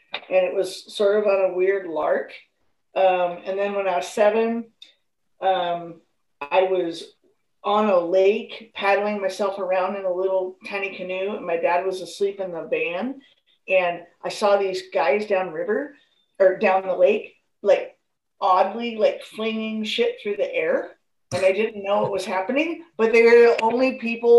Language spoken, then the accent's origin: English; north end of the Hood Canal, Washington, United States; I grew up in Washington State. I grew up on the north end of the Hood Canal, right very near the Hood Canal Bridge.